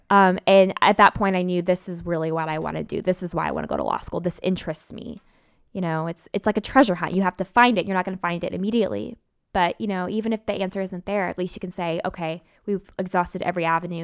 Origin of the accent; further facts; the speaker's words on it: Memphis, Tennessee, United States; moved away; I'm from Memphis